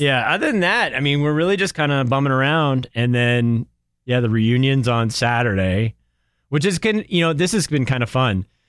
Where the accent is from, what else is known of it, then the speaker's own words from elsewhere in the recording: Durham, New Hampshire, United States; moved away; where I grew up in New Hampshire is right by the University of New Hampshire